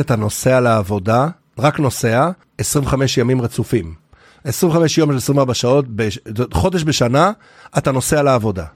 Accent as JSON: {"language": "Hebrew", "area": "Haifa area", "region": "Haifa District", "country": "Israel", "tie": "born or raised there", "said": "רחוק בערבות חיפה, אנחנו חבורת בנים במשפחה"}